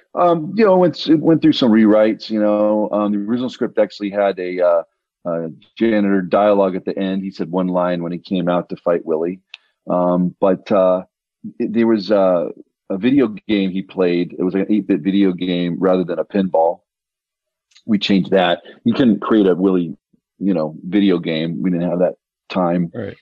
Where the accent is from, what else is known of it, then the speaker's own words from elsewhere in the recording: Denver, Colorado, United States; when I was growing up in the 80s, I, I'm from Denver, Colorado